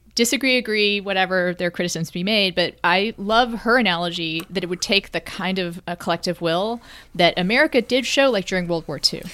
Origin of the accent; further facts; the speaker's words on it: Texas, United States; As a Texan